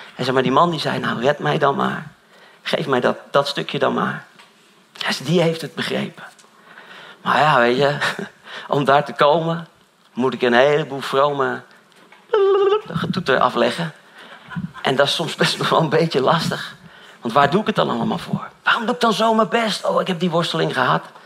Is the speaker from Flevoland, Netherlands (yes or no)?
yes; Dronten, Flevoland, Netherlands; Ik kom uit Dront en zo allemaal, die kant op